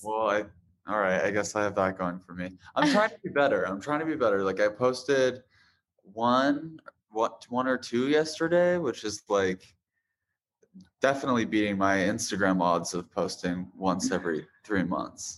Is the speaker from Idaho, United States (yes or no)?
yes; Boise, Idaho, United States; now in Los Angeles, United States; I was born in Boise, Idaho